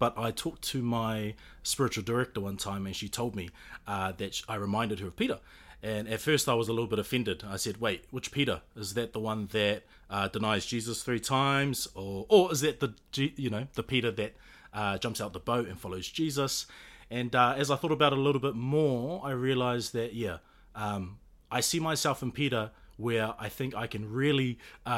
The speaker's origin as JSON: {"language": "English", "country": "New Zealand", "said": "being Kiwi"}